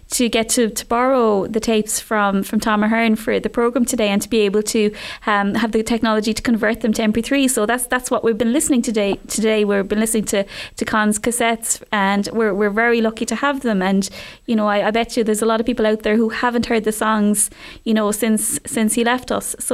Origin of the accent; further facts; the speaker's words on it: Ireland; it's a great I think feature of us as Irish people that we preserve so much of our history through song